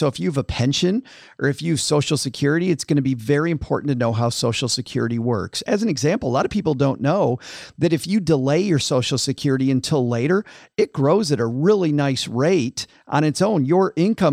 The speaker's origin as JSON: {"language": "English", "region": "West Michigan", "country": "United States", "tie": "born or raised there", "said": "I grew up in West Michigan, which was farm country"}